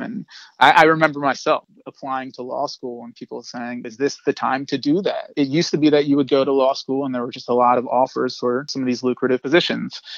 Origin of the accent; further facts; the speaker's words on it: Delaware, United States; moved away as an adult; now in New York City, United States; I'm originally from Delaware. I came to New York as an 18-year-old